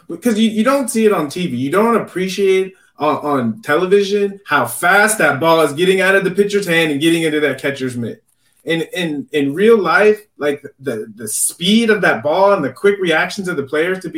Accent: San Diego, California, United States; I grew up in San Diego

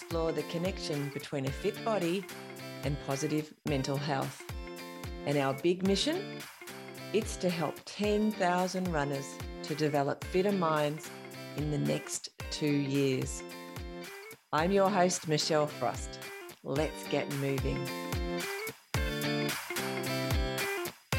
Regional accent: King Island, Tasmania, Australia; I grew up on King Island, so I feel a bit like a Northwest coaster as well

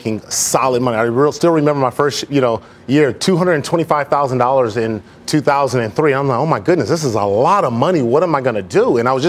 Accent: Los Angeles, California, United States; me growing up in South Central Los Angeles

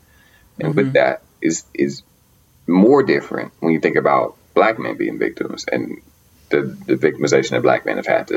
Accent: Arkansas, United States; moved away as an adult; now in Boston, United States; I'm normally based here. I'm also from Arkansas. Been there for 7 years. Doesn't make me a Bostonian

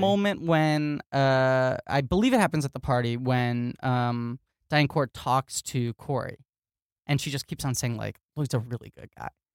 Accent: New York City, New York, United States; I grew up in New York City

